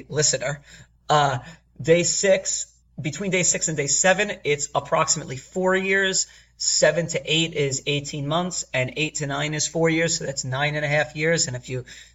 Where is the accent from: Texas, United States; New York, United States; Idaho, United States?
New York, United States; as a New Yorker